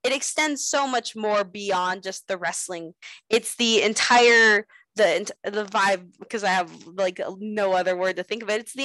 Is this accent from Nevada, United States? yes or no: yes; Las Vegas, Nevada, United States; still be able to wrestle in my hometown